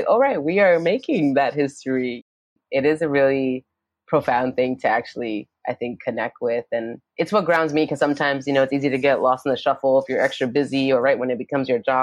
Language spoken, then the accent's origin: English; New York City, New York, United States; also born or lived in Yonkers, New York; I grew up in Brooklyn and then in Yonkers